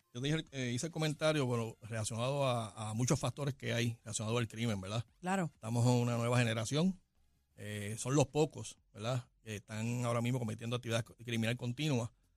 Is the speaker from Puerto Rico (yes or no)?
yes; Puerto Rico; somos residentes de Puerto Rico, somos ciudadanos de Puerto Rico, tenemos los mismos derechos que todos puertorriqueños